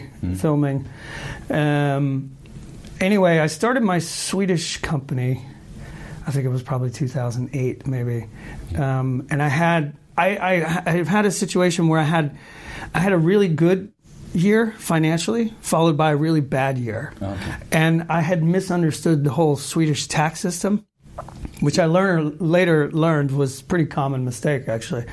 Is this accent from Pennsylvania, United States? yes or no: no; Marietta, Georgia, United States; moved away as an adult; also born or lived in Boston; now in Sweden; I was actually born in uh, outside of Atlanta, Georgia, in the mm -hmm. southern part of the U.S., mm -hmm. uh, a little town called Marietta